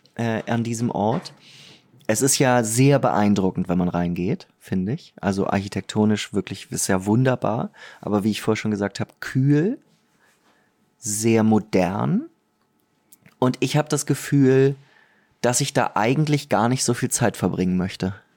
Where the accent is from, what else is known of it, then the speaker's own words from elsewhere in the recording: Germany; ich bin Deutscher